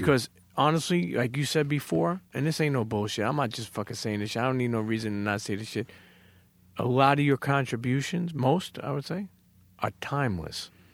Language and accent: English; New York City, New York, United States; I'm Italian, but I grew up in Coney Island